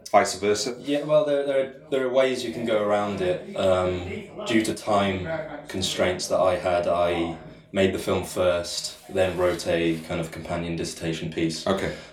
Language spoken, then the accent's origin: English; Falmouth, South West England, United Kingdom; moved away; didn't know where I belonged, didn't know, you know, I missed Falmouth, missed home